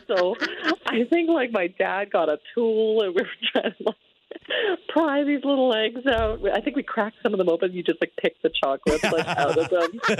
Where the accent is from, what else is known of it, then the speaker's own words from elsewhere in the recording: Calgary, Alberta, Canada; I grew up in Calgary